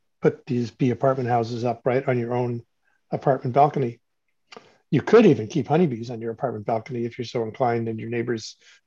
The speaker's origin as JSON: {"language": "English", "town": "Cleveland", "region": "Ohio", "country": "United States", "tie": "born or raised there", "moved": "as an adult", "said": "I grew up in Cleveland, Ohio, and on the banks of the Cuyahoga River, which when I left town in 1968, I left to go to university."}